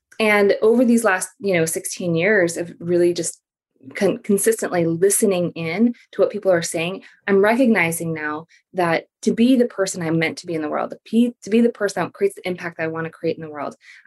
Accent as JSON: {"language": "English", "country": "Philippines", "tie": "born or raised there", "moved": "yes", "lives_now": "United States", "said": "I grew up in the Philippines and I'm an immigrant to the US."}